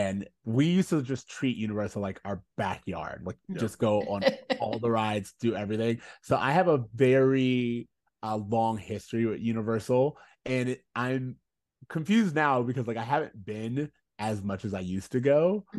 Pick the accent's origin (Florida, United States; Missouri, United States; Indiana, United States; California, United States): Florida, United States; Orlando; moved away; We are from Orlando originally